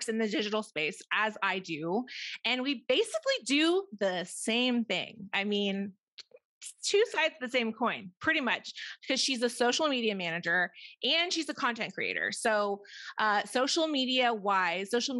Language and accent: English; Houston, Texas, United States; she was actually born and raised in Houston, just like I was